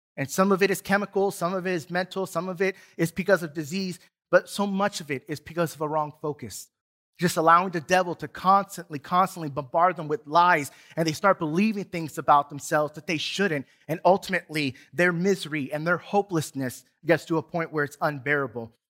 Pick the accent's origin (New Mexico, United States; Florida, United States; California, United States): California, United States; San Diego; now in Duncanville, United States; growing up in San Diego